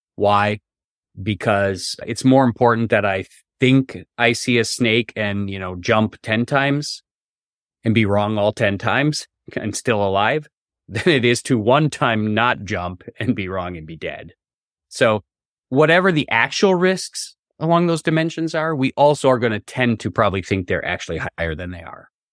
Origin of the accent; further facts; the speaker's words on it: Wisconsin, United States; also born or lived in Massachusetts / New York / Minnesota; now in Charlottesville, United States; I grew up in Wisconsin, way up in the north in the U S